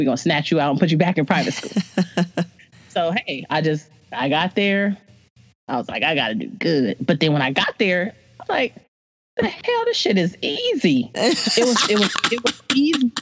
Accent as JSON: {"language": "English", "town": "San Diego", "region": "California", "country": "United States", "tie": "born or raised there", "also_born_or_lived": "South Bay, San Diego", "said": "my mom and I moved to South Bay from Southeast after my eighth grade year."}